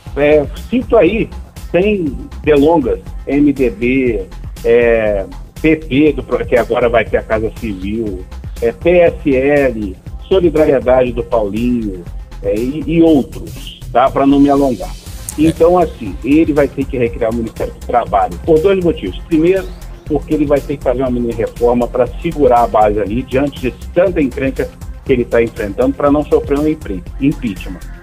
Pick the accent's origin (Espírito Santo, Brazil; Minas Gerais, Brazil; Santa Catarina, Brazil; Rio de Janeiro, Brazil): Minas Gerais, Brazil; now in Brasília, Brazil; como mineiro que eu sou